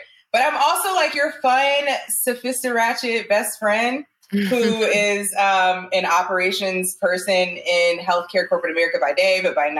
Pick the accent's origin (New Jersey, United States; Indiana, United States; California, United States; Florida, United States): Indiana, United States; Indianapolis; now in Phoenix, United States; I am a 30-something newlywed, hailing from the Midwest. I'm actually from the Indianapolis area, which is where, as Zuri said, where her and I met.